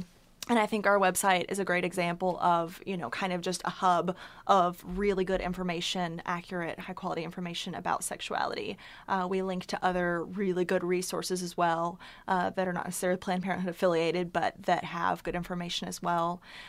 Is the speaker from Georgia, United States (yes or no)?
no; Chattanooga, Tennessee, United States; So I am a native East Tennessean, born and raised in Chattanooga, and I came to college at the University of Tennessee under 10 years ago, I'll say that.